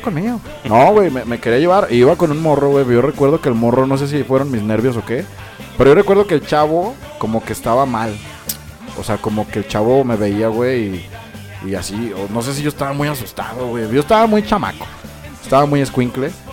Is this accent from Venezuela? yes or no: no; Mexico; nos identifica como mejinacos, mexicanos